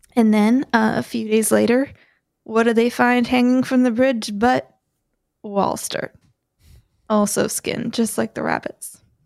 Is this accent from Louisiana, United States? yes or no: no; Maine, United States; I grew up in Maine, where there's lots of bears.